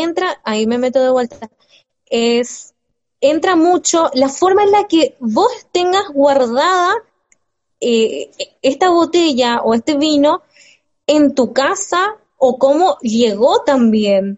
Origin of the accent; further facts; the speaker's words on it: Mendoza, Argentina; soy tan mendocina